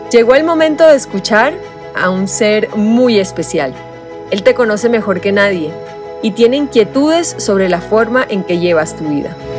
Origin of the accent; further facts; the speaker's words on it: Colombia; yo soy colombiana